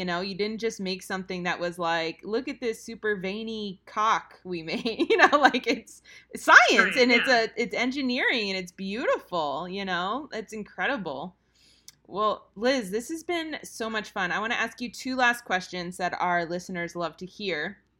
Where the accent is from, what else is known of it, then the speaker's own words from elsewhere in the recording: New Jersey, United States; I'm originally from New Jersey. You know what they call me on the streets?